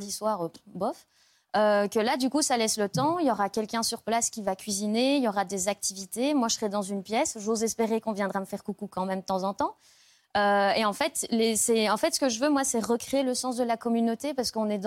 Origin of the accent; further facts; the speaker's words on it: Brussels, Brussels-Capital Region, Belgium; Je suis bruxelloise.